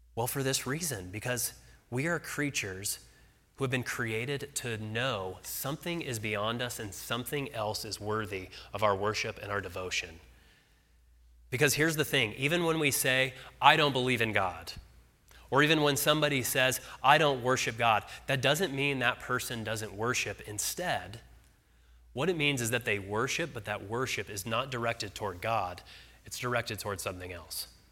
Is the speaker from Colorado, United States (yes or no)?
yes; Arvada, Colorado, United States; moved away as an adult; also born or lived in Nashville, Tennessee; my wife and I are from Colorado. We grew up in Arvada, but we lived for six years in Nashville.